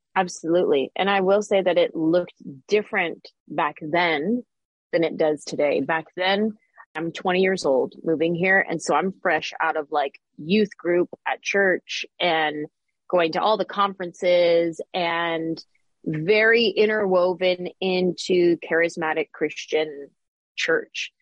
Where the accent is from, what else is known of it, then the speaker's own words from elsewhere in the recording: San Jose, California, United States; moved away as an adult; now in Los Angeles, United States; I grew up in the Bay Area